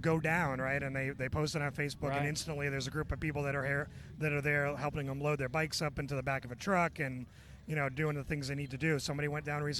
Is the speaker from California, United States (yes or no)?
no; Chicago, Illinois, United States; moved away; I grew up in Chicago